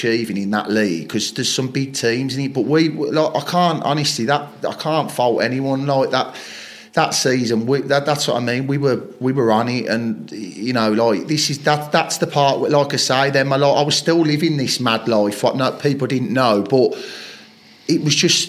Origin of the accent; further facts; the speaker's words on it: Chelmsley Wood, West Midlands, United Kingdom; I'm like from Chelmsley Wood.